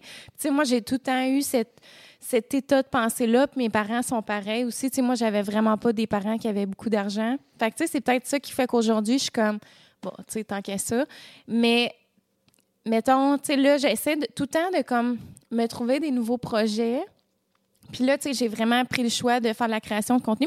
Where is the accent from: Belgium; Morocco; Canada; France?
Canada; Quebec; je vis dans ma ville natale